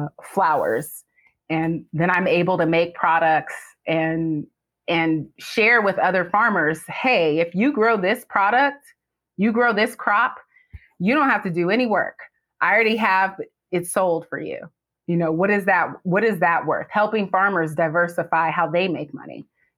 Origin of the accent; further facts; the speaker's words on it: California, United States; We're originally from California, or at least I am.